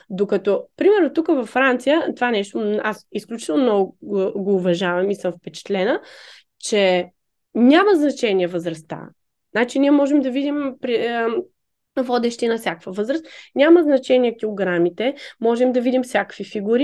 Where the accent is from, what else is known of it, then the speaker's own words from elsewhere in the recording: Varna, Varna Province, Bulgaria; accent: Varna dialect; moved away as an adult; also born or lived in Sofia; now in Paris, France; аз над 22 години живеех във Варна откъдето съм. Израснала съм в квартал Левски